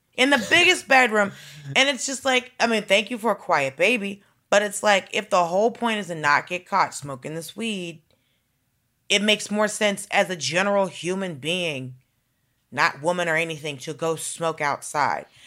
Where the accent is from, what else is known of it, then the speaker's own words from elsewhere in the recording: Atlanta, Georgia, United States; I grew up in Atlanta